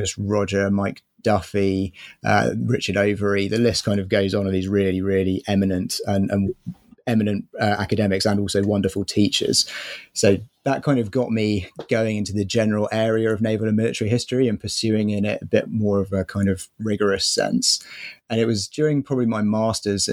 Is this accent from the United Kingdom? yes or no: yes; near Portsmouth, South East England, United Kingdom; now in London, United Kingdom; living near Portsmouth